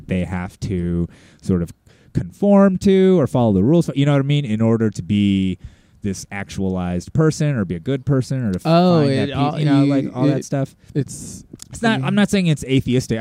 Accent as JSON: {"language": "English", "country": "United States", "said": "as Americans, we can't help but to be sociopaths on some level"}